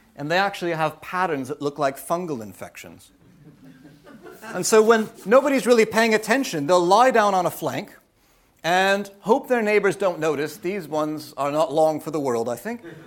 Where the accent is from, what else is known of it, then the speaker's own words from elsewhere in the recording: United States; moved away; I'm American.